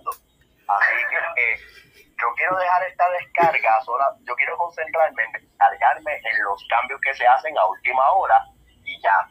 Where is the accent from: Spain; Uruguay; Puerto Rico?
Puerto Rico; Humacao; aquí en Humacao, aquí en yo digo, porque yo soy de Humacao.